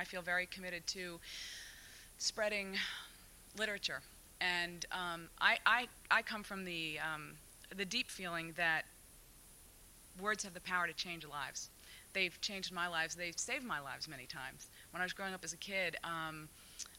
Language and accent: English; New York City, New York, United States; when I grew up in New York City